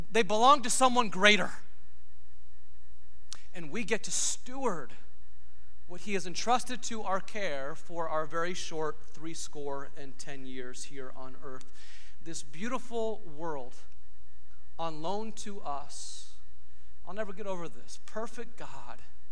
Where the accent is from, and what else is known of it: United States